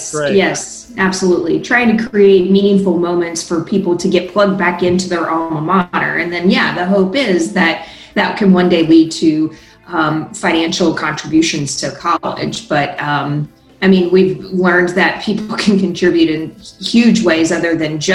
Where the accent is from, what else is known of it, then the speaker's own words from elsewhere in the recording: Dayton, Ohio, United States; also born or lived in Cincinnati area, Ohio; But I'm from Ohio. I'm actually from the Dayton area.